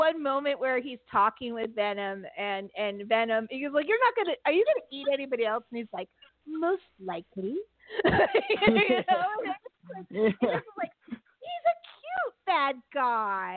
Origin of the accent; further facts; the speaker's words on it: San Francisco, California, United States; my hometown in San Francisco